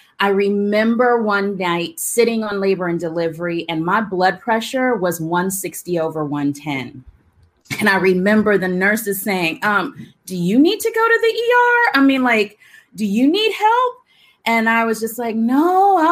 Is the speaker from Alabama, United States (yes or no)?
yes; Alabama, United States; growing up in the South. I'm from Alabama.